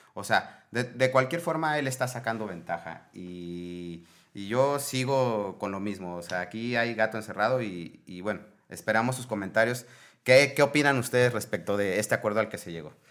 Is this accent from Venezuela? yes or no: no; Mexico; como mexicanos debemos